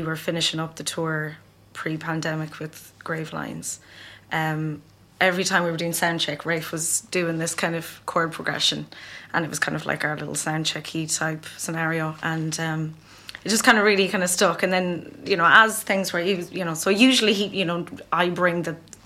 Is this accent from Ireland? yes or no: yes; Ireland; growing up in Ireland as well, in that, like, you know, in the 80s and 90s